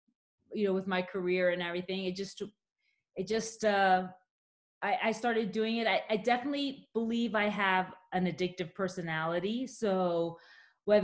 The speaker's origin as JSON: {"language": "English", "region": "Maryland", "country": "United States", "tie": "born or raised there", "also_born_or_lived": "Yorktown, Virginia / Newcastle, Australia", "moved": "as an adult", "lives_now": "Canada", "said": "I grew up in Maryland."}